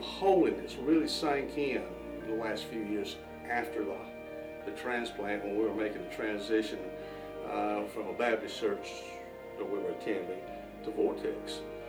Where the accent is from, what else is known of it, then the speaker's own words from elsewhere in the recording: Norway; Oh, growing up in Norway, my dream was to be a teacher and coach at South Stanley.